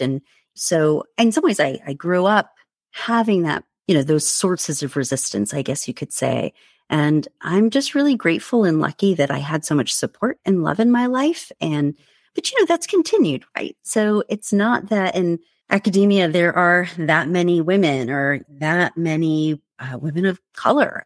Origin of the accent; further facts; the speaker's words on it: United States; I, I was born and raised in the United States, but my parents were immigrants from India